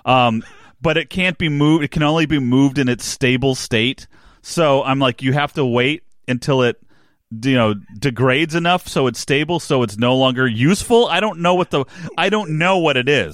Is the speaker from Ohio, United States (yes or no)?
no; New Jersey, United States; I grew up in New Jersey